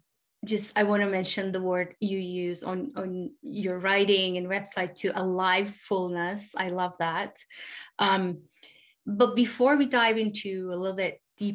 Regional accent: Turkey; now in United States; I was born in Turkey, and then I've been living in the States for the last 20 plus years.

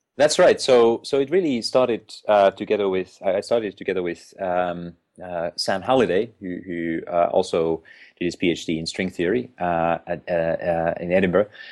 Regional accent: Finland; moved away as an adult; now in United Kingdom; I'm originally from Finland

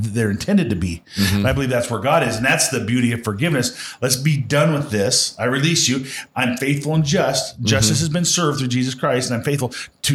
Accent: Western Nebraska, United States; I grew up in Western Nebraska

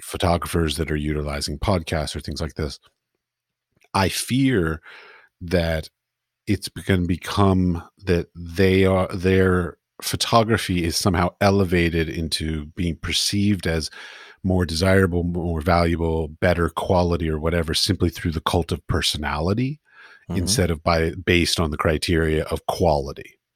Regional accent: Washington, District of Columbia, United States; moved away as an adult; now in Prague, Czech Republic; I grew up in Washington D.C.

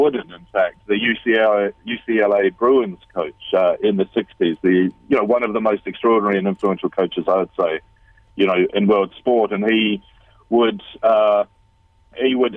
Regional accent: New Zealand; also born or lived in London, United Kingdom / Bali, Indonesia; now in United Kingdom; I'm a Kiwi. I'm a New Zealander, though I've lived in London in the United Kingdom

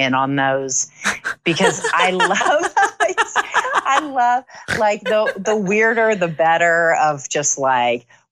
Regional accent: Ohio, United States; moved away; I'm from Ohio

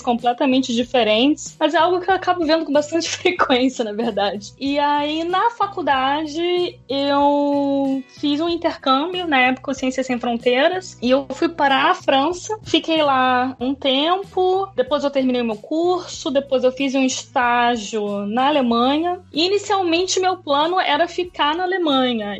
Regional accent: Niterói, Rio de Janeiro, Brazil; moved away as an adult; also born or lived in Berlin; now in London, United Kingdom; Eu sou de Niterói, no Rio de Janeiro.

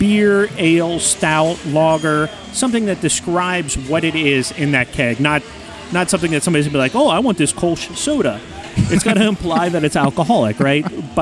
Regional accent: Milford, Ohio, United States; I'm from Milford

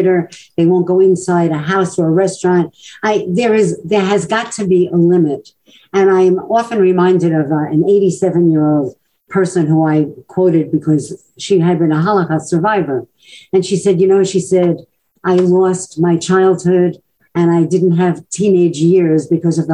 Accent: New York City, New York, United States; growing up in Brooklyn, as I did

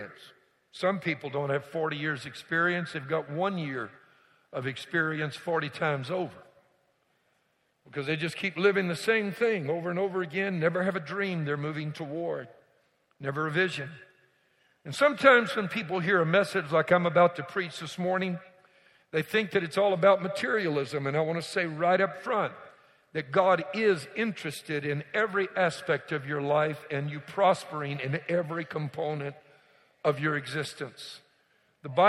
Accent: Louisiana, United States; now in Houston, United States; I was born, raised in Louisiana, marsh mud between my toes

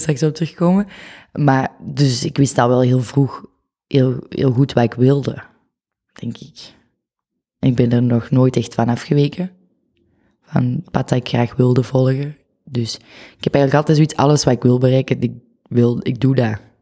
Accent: the Kempen, Flanders, Belgium; accent: Kempisch; moved away as an adult; also born or lived in Tilburg, Netherlands / Oud-Turnhout; now in Antwerp, Belgium; ik ben daarna opgegroeid in de Kempen

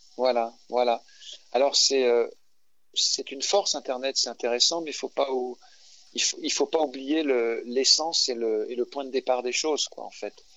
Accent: Paris, Île-de-France, France; moved away as an adult; je suis parisien de naissance et j'ai passé toute une grande partie de ma vie à Paris.

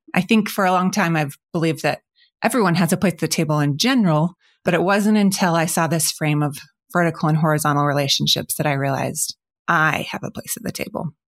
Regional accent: Spokane, Washington, United States; moved away as an adult; have recently come back to my hometown, Spokane

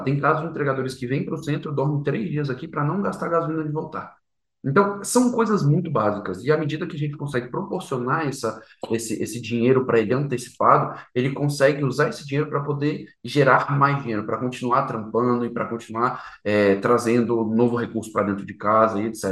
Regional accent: Brasília, Federal District, Brazil; E sou de Brasília, natural de Brasília, meu pai é carioca, minha mãe é paulista

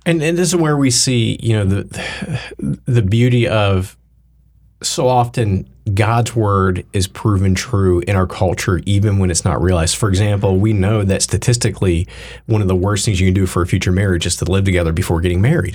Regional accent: the Bible Belt, United States; I grew up in the Bible Belt-ish

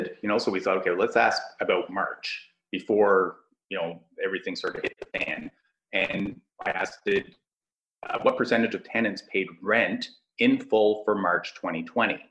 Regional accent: Ottawa, Ontario, Canada; I'm from Ottawa

